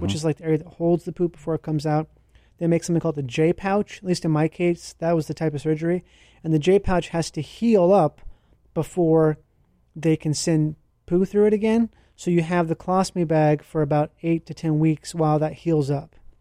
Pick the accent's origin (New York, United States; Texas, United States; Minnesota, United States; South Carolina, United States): Minnesota, United States; I grew up in Minnesota